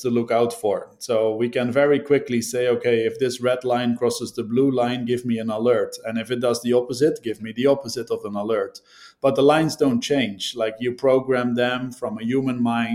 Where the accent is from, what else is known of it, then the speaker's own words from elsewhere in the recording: Netherlands; I'm from the Netherlands